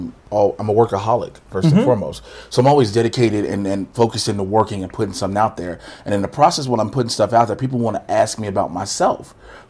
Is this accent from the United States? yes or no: yes; Chicago, Illinois, United States; Born and raised in Chicago.